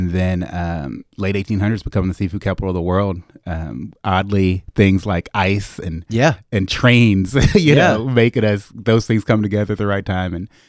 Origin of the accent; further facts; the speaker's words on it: Biloxi, Mississippi, United States; Well, I grew up here in Biloxi mostly. My family's from DeLille.